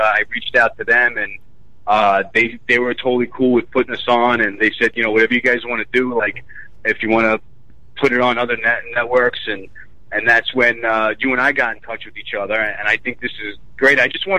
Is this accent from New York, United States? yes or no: yes; Staten Island, New York, United States; Staten Island.